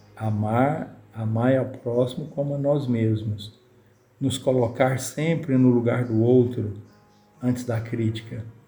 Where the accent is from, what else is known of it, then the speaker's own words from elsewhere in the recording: Minas Gerais, Brazil; nós mineiro